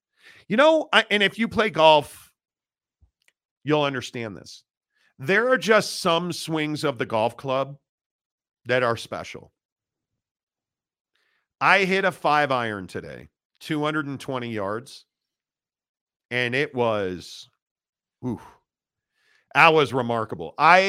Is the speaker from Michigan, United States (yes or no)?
yes; Detroit, Michigan, United States; I'm from Detroit, so have to rub it in.